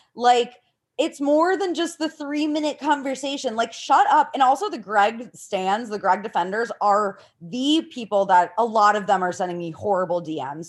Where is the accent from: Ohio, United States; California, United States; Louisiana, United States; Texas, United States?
Ohio, United States; I'm from Ohio too.